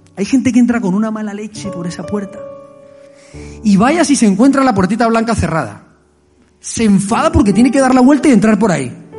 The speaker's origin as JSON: {"language": "Spanish", "country": "Colombia", "tie": "born or raised there", "moved": "yes", "said": "Wilson sabe dónde vengo yo, conoce mi pueblo. Es un pueblo de guerrilla, es un pueblo de violencia, allí en Colombia."}